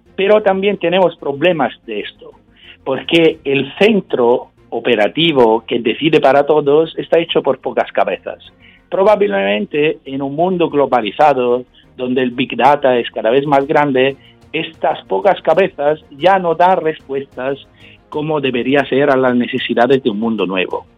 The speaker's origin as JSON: {"language": "Spanish", "region": "Sicily", "country": "Italy", "second_language": "Spanish", "said": "yo, que vengo de Sicilia"}